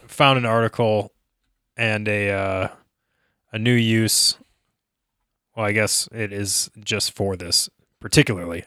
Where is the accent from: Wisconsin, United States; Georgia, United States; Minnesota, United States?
Minnesota, United States; now in Denver, United States; growing up in Minnesota